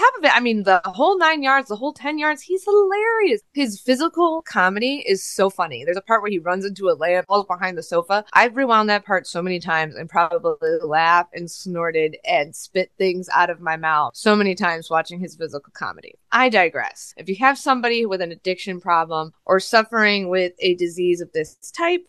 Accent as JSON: {"language": "English", "region": "Midwest", "country": "United States", "tie": "born or raised there", "said": "I was born in the Midwest"}